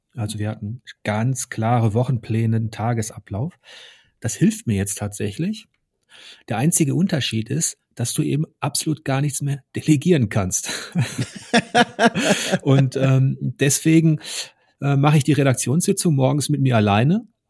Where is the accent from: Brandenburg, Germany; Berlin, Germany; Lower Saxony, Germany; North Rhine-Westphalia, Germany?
North Rhine-Westphalia, Germany; Ruhr area; Ich komme aus dem Ruhrgebiet. Mein Opa, meine Onkel, die haben alle unter Tage gearbeitet